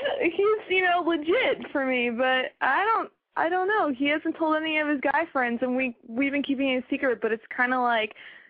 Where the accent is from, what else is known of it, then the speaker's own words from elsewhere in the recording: New York, United States; I'm from New York.